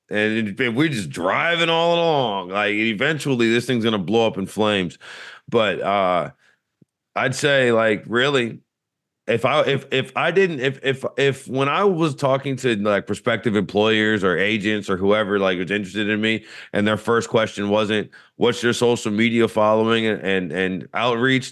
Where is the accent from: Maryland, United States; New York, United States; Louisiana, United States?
Louisiana, United States; growing up in Louisiana